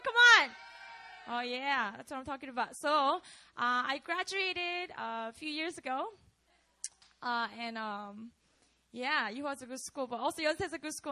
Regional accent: Busan, South Korea; moved away; I grew up in Korea. So I lived in a city called Busan.

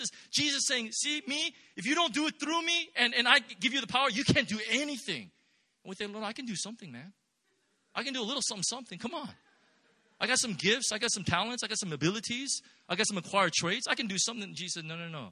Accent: Irvine, California, United States; I'm from the Los Angeles area. I'm actually from Orange County, and I grew up in Irvine

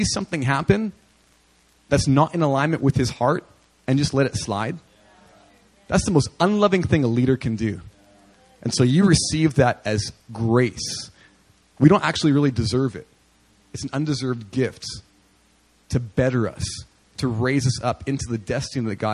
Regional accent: Winnipeg, Manitoba, Canada; moved away; I was ministering in the inner city of Winnipeg, my hometown

